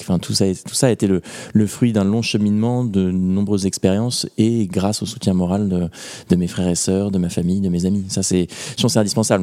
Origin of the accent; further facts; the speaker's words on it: Normandy, France; je viens de Normandie